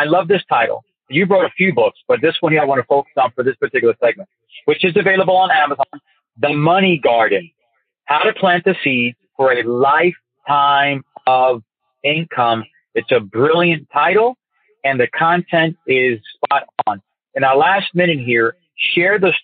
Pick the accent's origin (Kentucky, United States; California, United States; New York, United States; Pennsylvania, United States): New York, United States; I'm from New York.